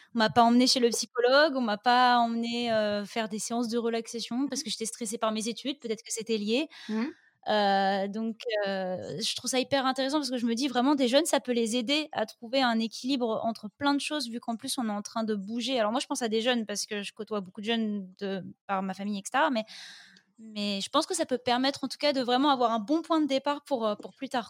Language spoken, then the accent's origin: French; north of France, France; je viens du nord de la France